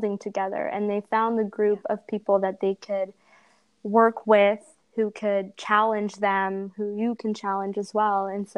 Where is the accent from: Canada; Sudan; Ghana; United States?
Canada; Ottawa, Ontario; So we're from Ottawa.